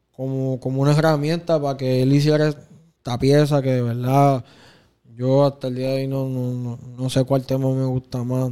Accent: Puerto Rico; Yo soy bien fanático de, de ser bien puertorriqueño

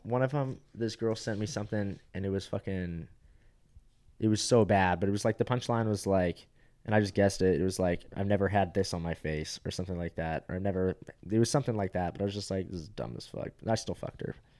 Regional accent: Fountain Valley, California, United States; moved away; I went from Fountain Valley where it's like eighty percent uh, Asians. Like are literally, I'll show you my high school yearbook.

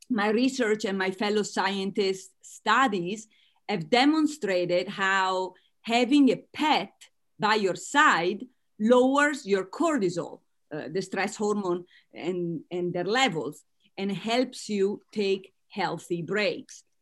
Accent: United States; accent: Italian American; As you can tell from my accent, I am Italian American.

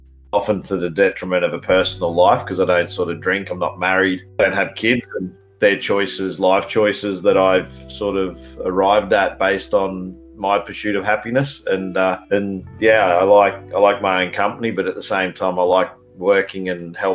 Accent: Australia; accent: Australian; also born or lived in Queensland, Australia; I'm a Australian by all accounts. You can hear the voice.

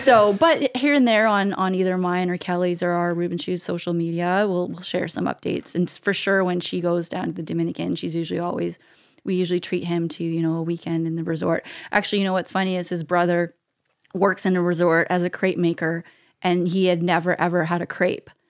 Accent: Canada; as a Canadian. We have a passport

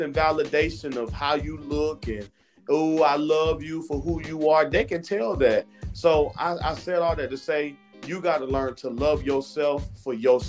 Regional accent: Florida, United States; now in Georgia, United States; I'm from Florida, so I would go home and visit

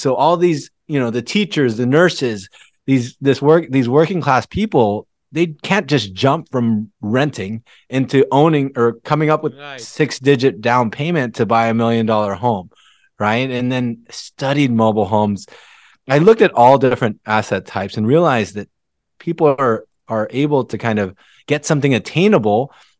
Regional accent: Philippines; moved away; I came from the Philippines with an immigrant family, and my dad was really the breadwinner for the family.

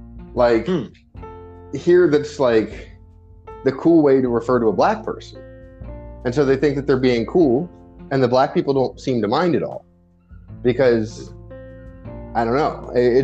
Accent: Singapore; also born or lived in Japan; so I grew up in Singapore and in Japan. Like, that's where I spent my childhood.

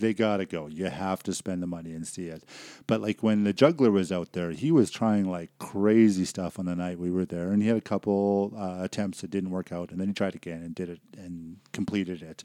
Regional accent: Vancouver, British Columbia, Canada; moved away; I grew up in Vancouver, and, uh, it's a beautiful city

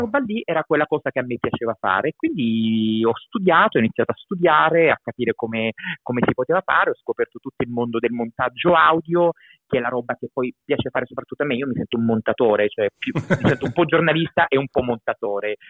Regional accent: Abruzzo, Italy; moved away; also born or lived in Milan; Io sono nato in Abruzzo, in questo momento sto in Abruzzo

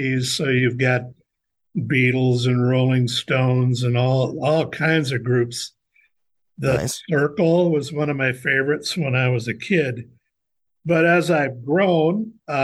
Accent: Fergus Falls, Minnesota, United States; also born or lived in Los Angeles; I grew up in Fergus Falls

